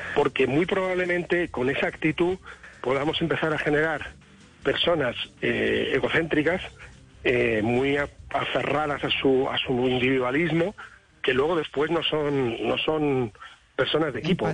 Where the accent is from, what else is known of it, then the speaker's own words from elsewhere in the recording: Spain; Yo como español